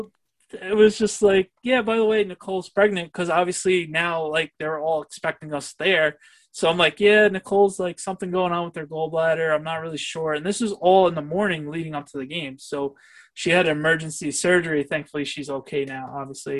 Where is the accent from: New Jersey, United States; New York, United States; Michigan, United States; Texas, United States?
New York, United States; growing up in New York